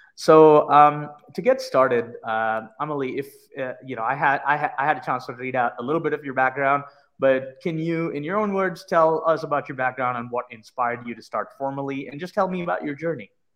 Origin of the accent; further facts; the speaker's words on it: India; now in United States; I immigrated here from India